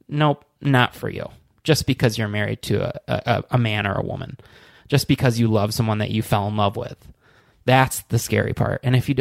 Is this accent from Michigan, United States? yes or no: yes; Michigan, United States; I'm from Michigan.